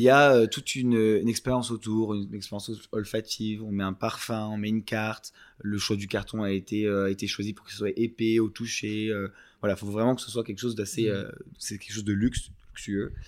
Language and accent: French; France; moved away as an adult; je suis français de base et j'ai vécu jusqu'à 21 ans.